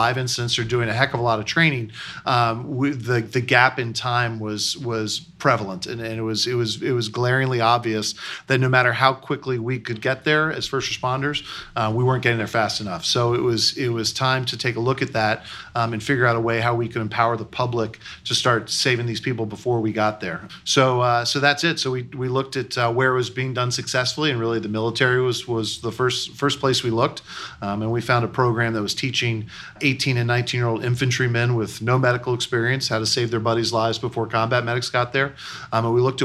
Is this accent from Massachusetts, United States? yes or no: no; New York City, New York, United States; moved away; also born or lived in Midwest; I'm actually a transplant to the Midwest. I grew up in New York City. I grew up in Manhattan